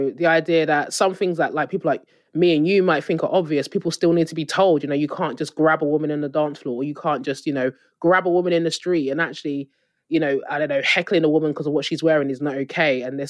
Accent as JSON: {"language": "English", "country": "Nigeria", "said": "obviously being Nigerian, in like a lot of West African countries."}